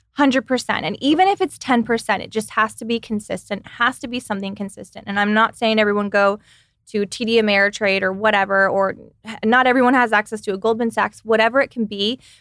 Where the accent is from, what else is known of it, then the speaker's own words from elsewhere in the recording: Texas, United States; now in California, United States; I come from Texas